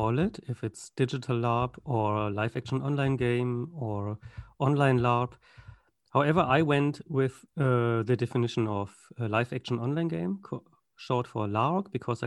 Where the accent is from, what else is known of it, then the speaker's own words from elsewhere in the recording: Germany; accent: German; my accent is German. I'm from Germany